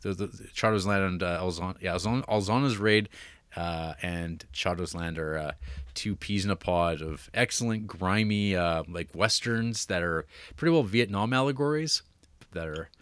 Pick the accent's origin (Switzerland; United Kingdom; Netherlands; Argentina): Netherlands; I'm actually from the Netherlands, the country known for The Vanishing and Verhoeven.